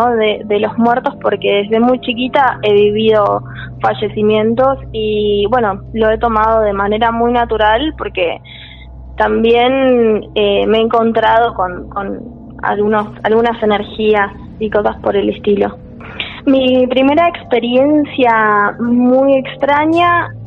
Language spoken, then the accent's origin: Spanish; Bariloche, Río Negro, Argentina; now in Córdoba, Argentina; yo soy de Bariloche ah. y terminé estudiando acá.